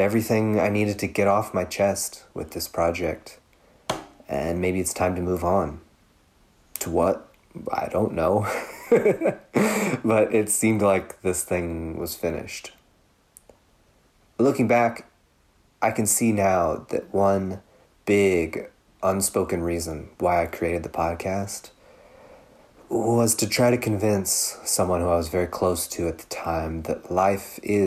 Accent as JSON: {"language": "English", "town": "Louisville", "region": "Kentucky", "country": "United States", "tie": "born or raised there", "said": "outside of my hometown of Louisville"}